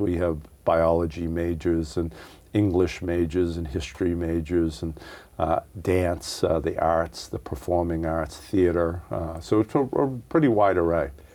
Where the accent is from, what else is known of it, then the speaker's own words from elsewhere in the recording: Worcester, Massachusetts, United States; I was born and raised in the city of Worcester